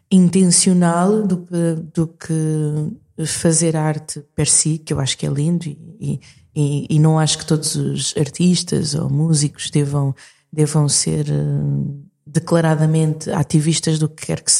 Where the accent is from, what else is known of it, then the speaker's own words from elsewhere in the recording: Portugal; also born or lived in Maputo, Mozambique; Mas eu nasci em Maputo em, em 81 uh, ah, e vim para Portugal quando tinha hum, seis anos.